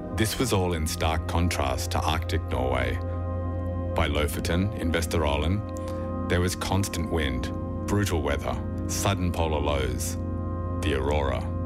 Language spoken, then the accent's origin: English; Australia; moved away as an adult; also born or lived in west of Ireland; now in Ireland; When I was about eight, growing up in Australia in the early 80s